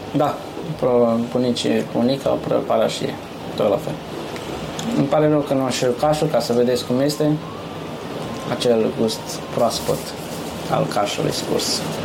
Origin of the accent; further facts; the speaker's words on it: near Pitești, Argeș, Romania; moved away as an adult; now in Yorkshire, United Kingdom; în satul meu, unde, unde sunt de acolo, de lângă Pitești